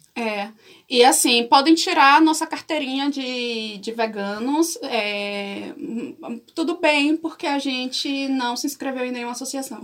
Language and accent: Portuguese; Salvador, Bahia, Brazil; Eu sou soteropolitana. Para quem não sabe o que isso significa, é pessoa que nasceu em Salvador, Bahia